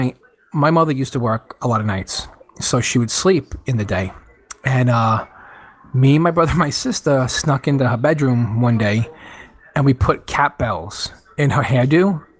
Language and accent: English; Jamaica; I'm from Jamaica, actually